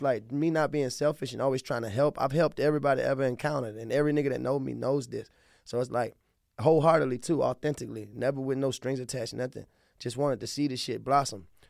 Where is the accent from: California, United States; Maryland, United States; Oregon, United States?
Maryland, United States; Baltimore; accent: southern twang; also born or lived in Dallas, Texas / Anne Arundel County, Maryland; I'm from the city, I'm from South Baltimore